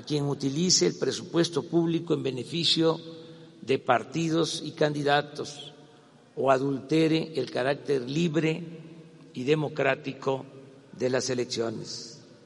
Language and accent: Spanish; Mexico; Como muchos mexicanos